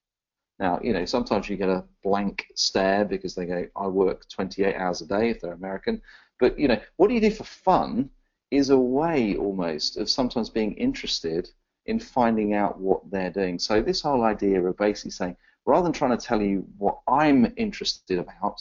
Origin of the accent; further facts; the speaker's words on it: Exeter, South West England, United Kingdom; now in London, United Kingdom; I was born in a little place called Exeter in the southwest of England.